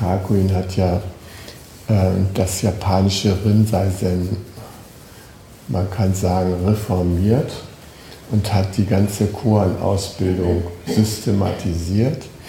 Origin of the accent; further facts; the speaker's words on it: Schleswig-Holstein, Germany; Ich komme aus Schleswig-Holstein